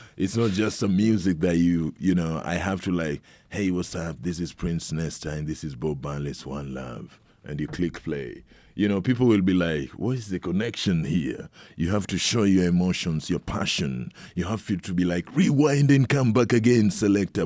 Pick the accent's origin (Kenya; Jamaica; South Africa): Kenya; moved away; I'm from Kenya